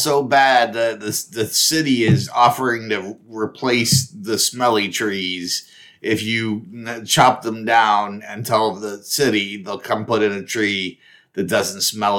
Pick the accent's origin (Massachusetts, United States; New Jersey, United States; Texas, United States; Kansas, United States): Kansas, United States; We're from Kansas.